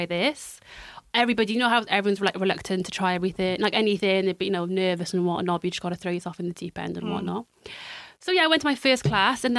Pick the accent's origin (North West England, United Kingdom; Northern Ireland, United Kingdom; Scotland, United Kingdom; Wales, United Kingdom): Wales, United Kingdom; Cardiff; So I am from Cardiff and have lived in Cardiff all my life